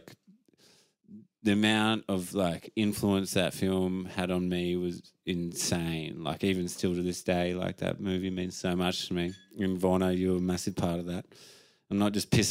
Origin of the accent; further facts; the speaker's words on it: Margaret River, Western Australia, Australia; I grew up in Margaret River